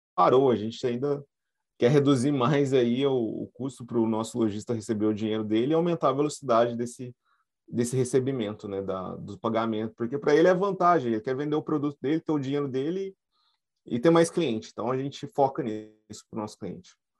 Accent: Brazil; a gente, como brasileiro

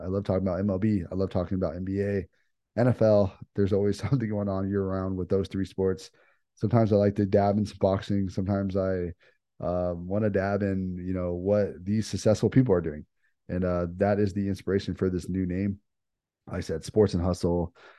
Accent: United States; we're privileged to be from where we are from the United States

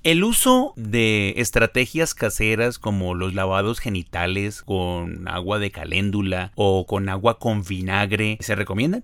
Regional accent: Ibagué, Tolima, Colombia; moved away; la ciudad de Ibagué, donde yo nací. Yo soy oriundo del Tolima.

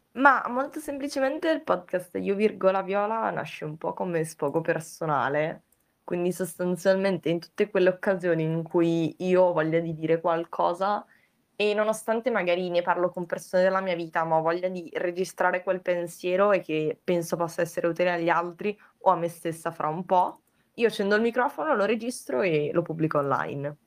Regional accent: province of Vicenza, Veneto, Italy; moved away as an adult; now in Turin, Italy; adesso appunto vivo a Torino, però sono originaria della provincia di Vicenza, però ho vissuto un po' in giro nel frattempo

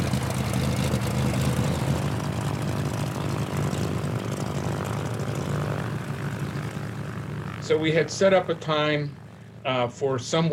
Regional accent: United States; I was raised around Mexicans, this was like home to me.

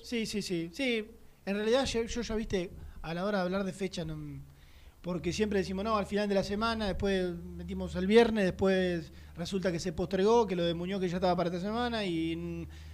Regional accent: Argentina; nosotros como argentinos

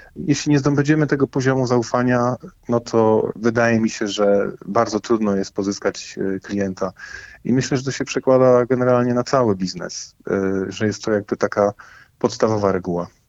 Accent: Poland; My jesteśmy Polakami

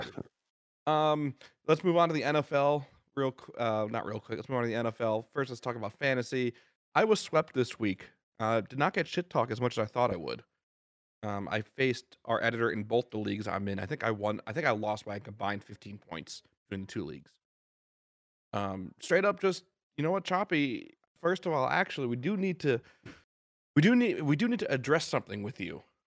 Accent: New Jersey, United States; my home state

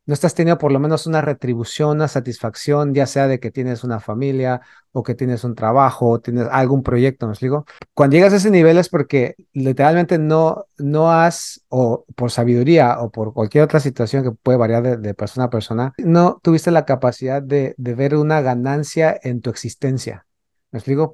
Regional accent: Mexico City, Mexico; yo que crecí en la Ciudad de México

